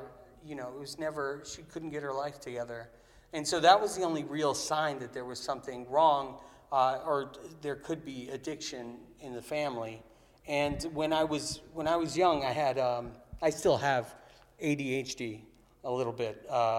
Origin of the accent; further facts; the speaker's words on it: Kailua, Hawaii, United States; also born or lived in Santa Monica / Danville / Raleigh / Kansas City; I was born in Santa Monica, raised in Kailua, Hawaii. I moved to Danville, Virginia, Raleigh, Durham, North Carolina, Kansas City, Missouri, ended up moving to Cape Cod